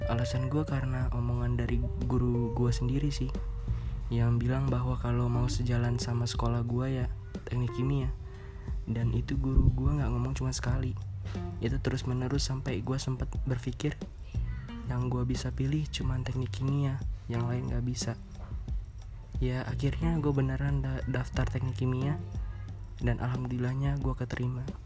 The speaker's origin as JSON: {"language": "Indonesian", "town": "Bandar Lampung", "region": "Lampung", "country": "Indonesia", "said": "Asal dari Bandar Lampung"}